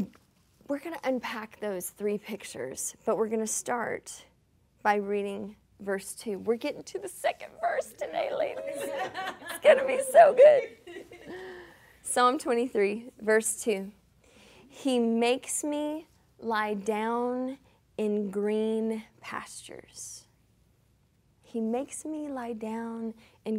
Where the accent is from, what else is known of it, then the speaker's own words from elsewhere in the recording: Lincolnton, Georgia, United States; moved away as an adult; also born or lived in Pacific Northwest; now in Tacoma, United States; I remember bringing some of my college friends home to my little small town in Georgia